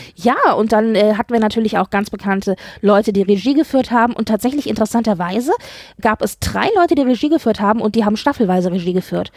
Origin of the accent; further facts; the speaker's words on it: Hesse, Germany; als alter Hesse, ich bin ja ein Hesse